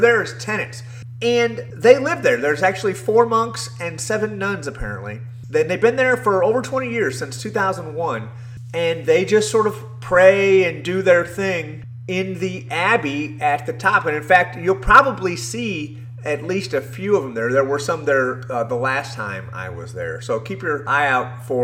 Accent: United States; as an American

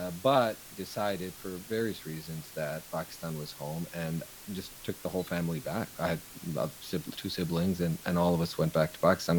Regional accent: Ohio, United States; born there; So, and I was born here in Ohio, actually.

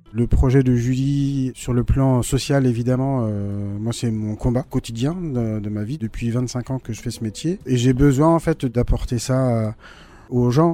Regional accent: Brittany, France; moved away as an adult; now in Hasparren, France; je suis breton

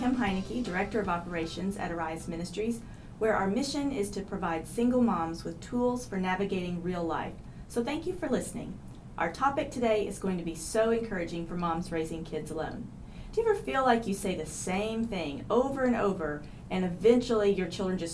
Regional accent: Tulsa, Oklahoma, United States; I grew up in Tulsa

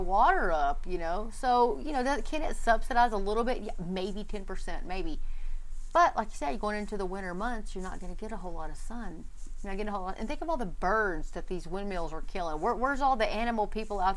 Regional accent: Texas, United States; I'm just a girl from Texas

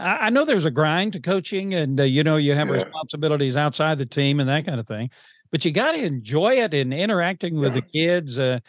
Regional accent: Georgia, United States; I grew up in Georgia back in the 70s.

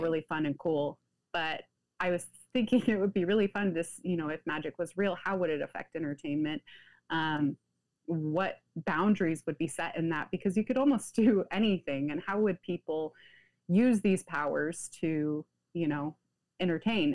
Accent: Pacific Northwest, United States; I grew up in the United States, the Pacific Northwest to be specific

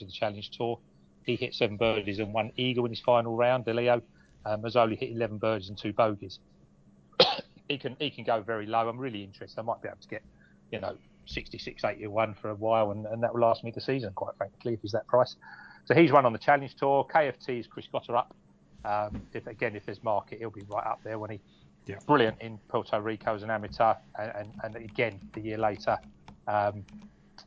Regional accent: Romford, London, United Kingdom; I'm from Romford, mate

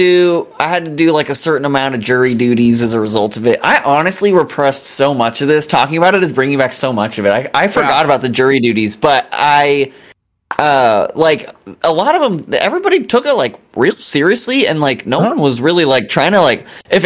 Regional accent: Kansas City, United States; I grew up in a similar situation adjacent to Kansas City.

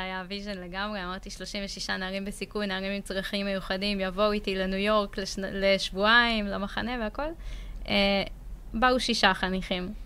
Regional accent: Ein Sarid, Central District, Israel; also born or lived in Ramla; גדלתי בעין שריד

